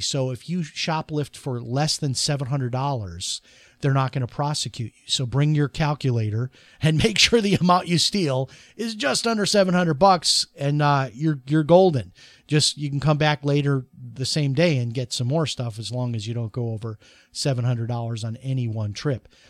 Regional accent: Chicago, Illinois, United States; when I grew up in Chicago

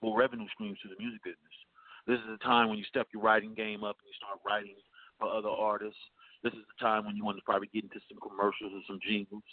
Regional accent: Los Angeles, California, United States; I'm from the Crenshaw district of Los Angeles, which was the same hood Nipsey was from out the rolling 60s.

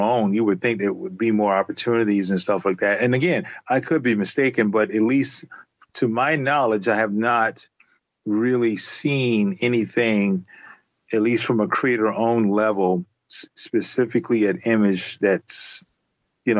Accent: Charleston, South Carolina, United States; I grew up in Charleston, South Carolina

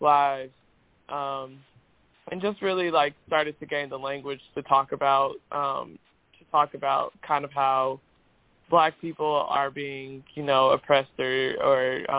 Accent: Indianapolis, Indiana, United States; moved away as an adult; now in Chicago, United States; I'm originally from Indianapolis, spent all, you know, the first 18 years of my life there

